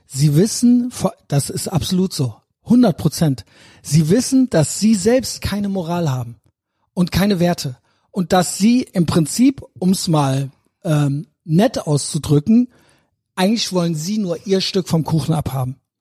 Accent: Germany; ich bin Deutscher

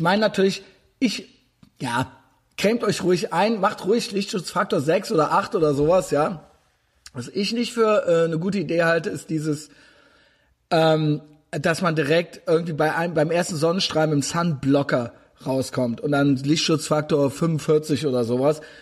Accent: Koblenz, Rhineland-Palatinate, Germany; Ich komme nämlich aus Koblenz

